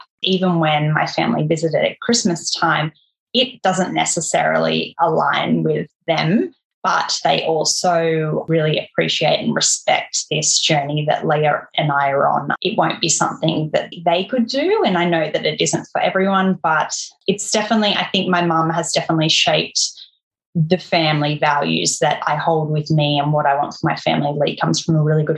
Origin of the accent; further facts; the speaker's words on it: Central Coast, New South Wales, Australia; now in Tasmania, Australia; where we grew up on the Central Coast, if you're familiar with it, everywhere you're 15 minutes or so from the beach